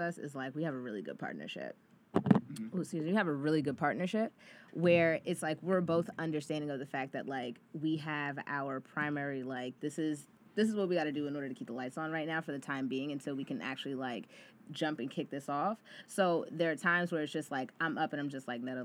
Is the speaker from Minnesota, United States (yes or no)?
no; New Jersey, United States; now in New York, United States; I'm from New Jersey